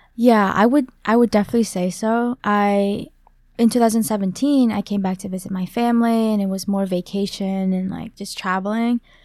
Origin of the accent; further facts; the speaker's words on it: St. Louis, Missouri, United States; also born or lived in Vietnam; I'm from Saint Louis, Missouri. I was actually born in Vietnam